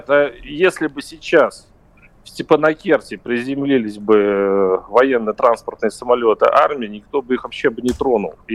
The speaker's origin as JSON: {"language": "Russian", "region": "Moscow", "country": "Russia", "said": "Я сам из Москвы, знаешь."}